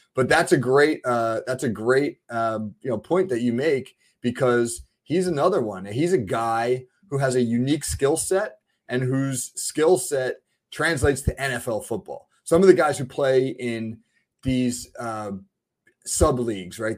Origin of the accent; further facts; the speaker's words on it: New Jersey, United States; I'm from New Jersey